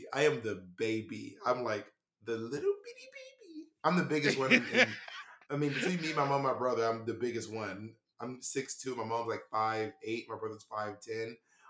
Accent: Atlanta, Georgia, United States; moved away as an adult; also born or lived in Columbus, Georgia; I'm from Atlanta.

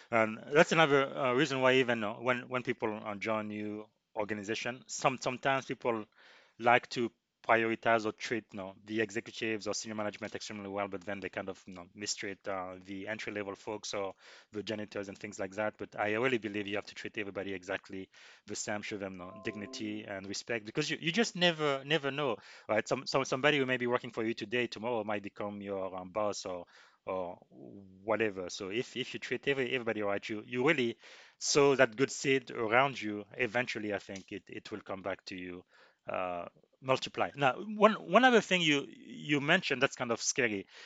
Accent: DR Congo; moved away; I came to this country from the Congo.

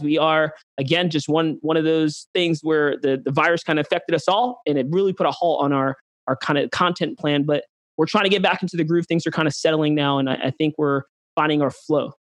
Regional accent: New York City, New York, United States; now in Texas, United States; I'm from New York City. My family's from New York City

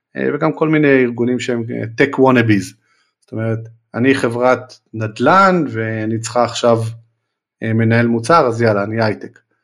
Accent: Israel; אנחנו ישראלים

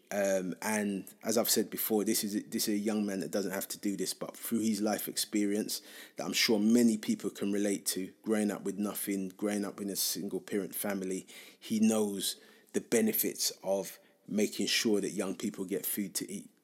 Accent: London, United Kingdom; growing up in Hackney and growing up in the U K

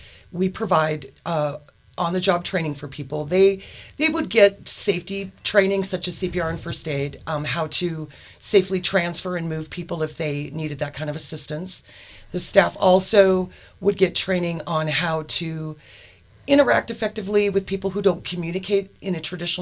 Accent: Helena, Montana, United States; I am from Montana. My parents were both born and raised Montanas. My father is from the Hamilton area, and my mom was raised in Anaconda. So I've been in Helena for most of my life

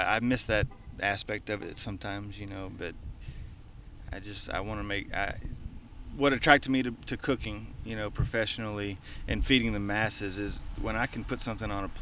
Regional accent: East Texas, United States; now in Hutto, Texas, United States; I'm from East Texas, so I'm a redneck myself.

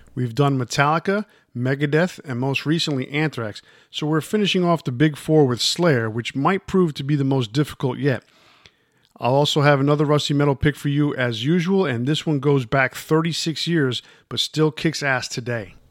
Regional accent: New York area, United States; growing up in the New York area like I did

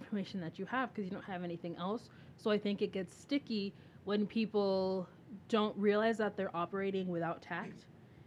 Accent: United States; I was born here

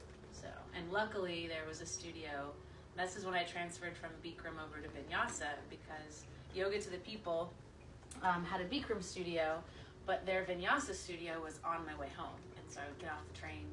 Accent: Abilene, Texas, United States; also born or lived in New York; now in Austin, United States; I grew up in West Texas.

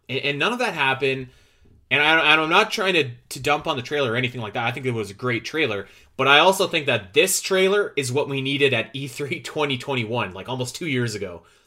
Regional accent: Canada; I'm Canadian

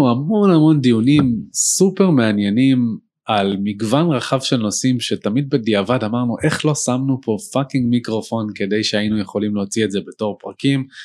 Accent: Ramat Gan, Tel Aviv District, Israel; נולדתי בתל השומר.

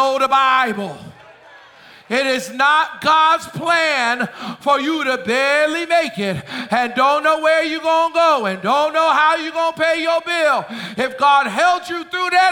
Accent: Boston, Massachusetts, United States; moved away; also born or lived in Philadelphia, Pennsylvania; I was born in Philly, raised in Boston. I'm a city boy.

